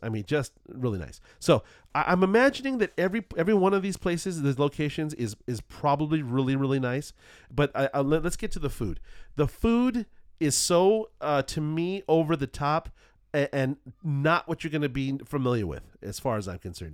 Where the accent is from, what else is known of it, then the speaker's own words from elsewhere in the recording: Southern California, United States; I'm from Southern California